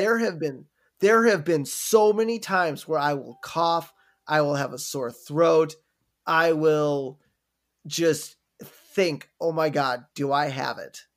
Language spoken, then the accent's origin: English; Wisconsin, United States; growing up in Wisconsin